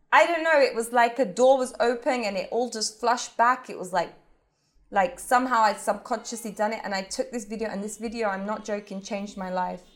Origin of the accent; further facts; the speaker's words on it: England, United Kingdom; moved away as an adult; also born or lived in Egypt; now in Cairo, Egypt; I was born in England, but I spent a lot of my childhood going back and forth from both countries